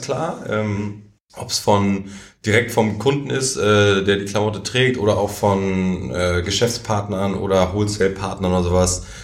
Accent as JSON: {"language": "German", "country": "Germany", "said": "als Deutsche"}